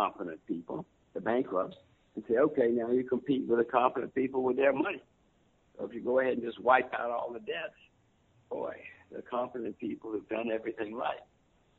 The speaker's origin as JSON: {"language": "English", "country": "United States", "said": "I'm an American citizen, American voter."}